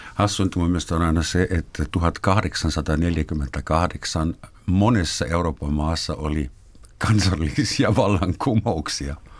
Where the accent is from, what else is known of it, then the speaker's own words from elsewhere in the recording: Finland; me tulemme Nokia-maasta